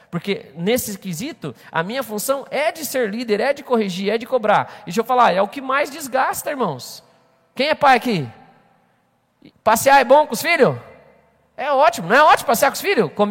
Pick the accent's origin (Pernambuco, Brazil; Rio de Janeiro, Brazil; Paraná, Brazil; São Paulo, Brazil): Paraná, Brazil; Maringá; eu vim lá de Maringá.